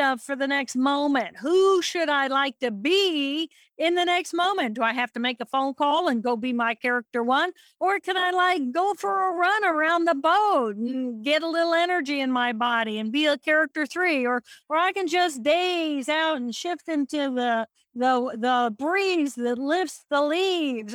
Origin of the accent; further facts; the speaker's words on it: Indiana, United States; I'm from Indiana